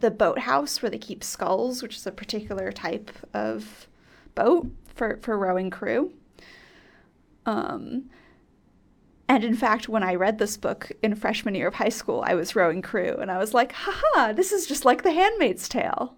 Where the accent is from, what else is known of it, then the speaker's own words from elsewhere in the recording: near Cambridge, Massachusetts, United States; I grew up near Cambridge